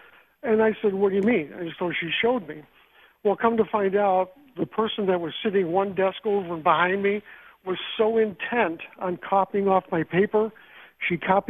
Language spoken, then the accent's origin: English; Hamburg, New York, United States; now in Lancaster, United States; I went to school locally. I'm from Lancaster now, but originally went to Frontier Central.